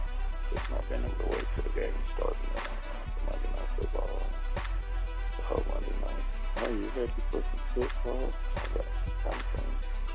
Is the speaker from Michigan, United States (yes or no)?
no; Kansas City, Missouri, United States; grew up in Kansas City